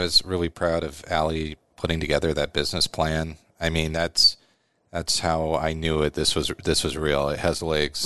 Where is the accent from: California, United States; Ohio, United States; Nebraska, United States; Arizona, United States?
Nebraska, United States; Omaha; also born or lived in Chicago; I was born in Omaha, went to West Side